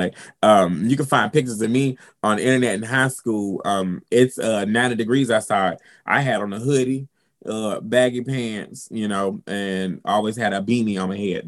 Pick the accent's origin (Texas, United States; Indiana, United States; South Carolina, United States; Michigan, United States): South Carolina, United States; I'm from South Carolina